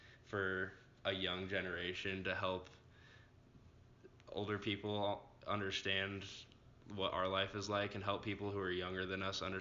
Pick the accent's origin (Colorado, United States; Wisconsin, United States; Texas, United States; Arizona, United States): Colorado, United States; Longmont; I'm from Longmont, Colorado, a town near Denver